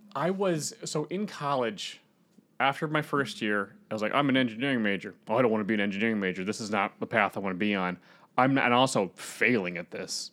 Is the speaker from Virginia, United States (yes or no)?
yes; Northern Virginia, United States; I, I'm from Northern Virginia